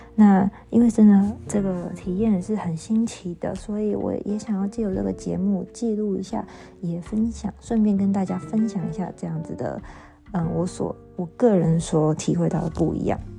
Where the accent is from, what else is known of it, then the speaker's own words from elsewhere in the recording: Taiwan; moved away as an adult; now in Göttingen, Germany; 身为台湾人